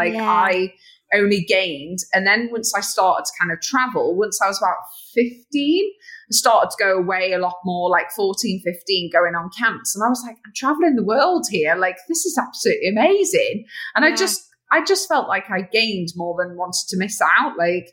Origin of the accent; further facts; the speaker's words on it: Mansfield, East Midlands, United Kingdom; accent: northern; now in Manchester, United Kingdom; I'm a girl from Mansfield